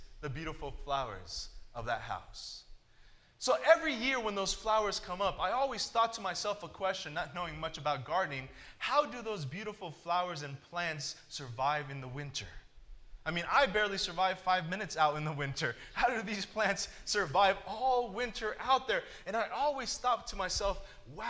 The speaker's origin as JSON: {"language": "English", "region": "California", "country": "United States", "tie": "born or raised there", "moved": "yes", "lives_now": "Michigan, United States", "said": "I grew up in California where the winters are awesome"}